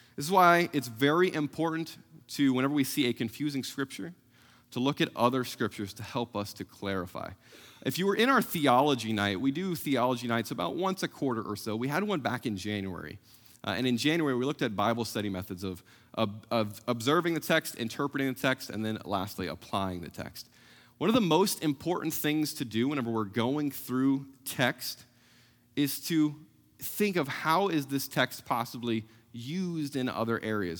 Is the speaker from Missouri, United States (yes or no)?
yes; South Central Missouri, United States; moved away; growing up in South Central Missouri